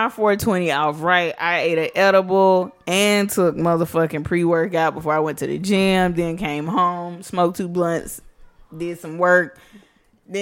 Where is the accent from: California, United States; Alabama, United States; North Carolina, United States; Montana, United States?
Alabama, United States; Birmingham; moved away; I'm from Birmingham, but not being here for so long, I don't really have friends here